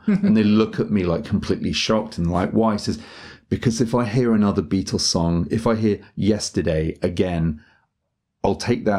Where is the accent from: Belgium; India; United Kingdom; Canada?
United Kingdom; England; now in Japan; like English people, we can have like this kind of naughty schoolboy in us.